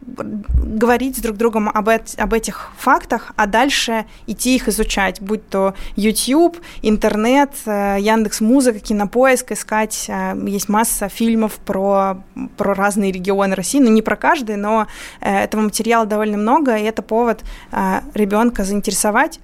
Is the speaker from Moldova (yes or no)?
yes; Moldova; first language Russian; moved away; я вот выросла в Молдавии, будучи при этом русскоязычным населением